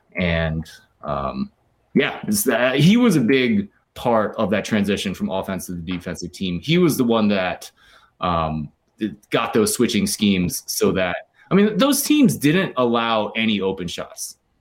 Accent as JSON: {"language": "English", "area": "near Philadelphia", "region": "Pennsylvania", "country": "United States", "tie": "born or raised there", "also_born_or_lived": "Stanford, California", "moved": "as an adult", "lives_now": "Ann Arbor, United States", "said": "I grew up near Philly"}